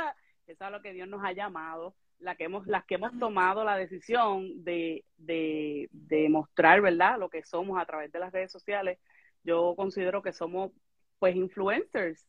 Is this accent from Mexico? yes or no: no; Yabucoa, Puerto Rico; moved away as an adult; now in Texas, United States; soy del municipio de Yabucoa, Puerto Rico